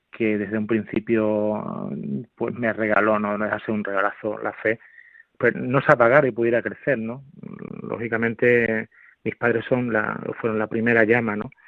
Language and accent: Spanish; Montijo, Extremadura, Spain; a la vez que es también del pueblo de donde soy, de Montijo, eh, aquí cerquita de Badajoz.